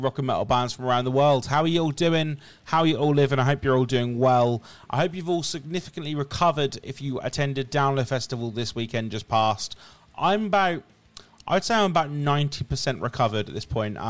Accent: England, United Kingdom; as an Englishman

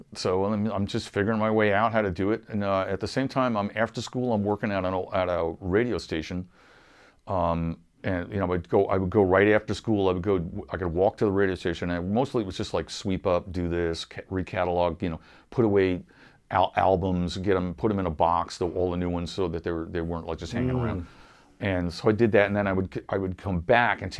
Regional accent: Wading River, New York, United States; also born or lived in Huntington, New York; I kind of grew up in a little town called Wading River

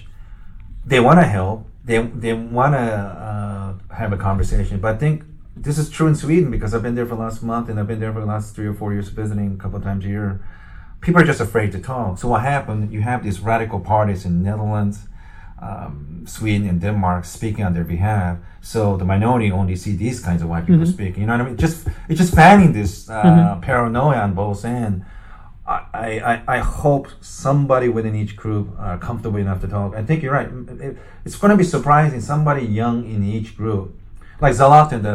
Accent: Japan; moved away; I'm originally from Japan. I'm ethnically Korean

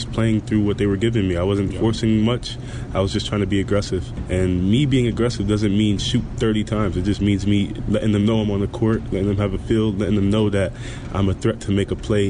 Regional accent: New York City, New York, United States; moved away as an adult; also born or lived in Arizona; now in Chicago, United States; growing up in New York

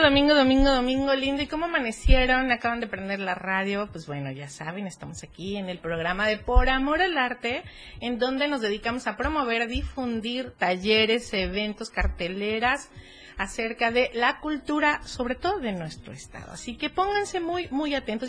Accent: Cuernavaca, Morelos, Mexico; yo soy de cuerna

